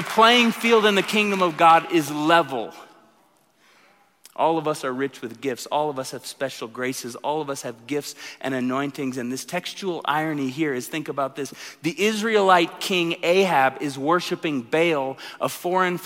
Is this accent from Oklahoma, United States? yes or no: yes; Tulsa, Oklahoma, United States; moved away; I come from Tulsa